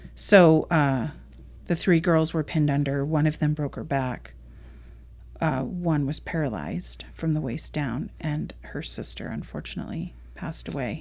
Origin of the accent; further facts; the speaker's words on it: Connecticut, United States; moved away as an adult; now in Arizona, United States; I was born and raised in Connecticut.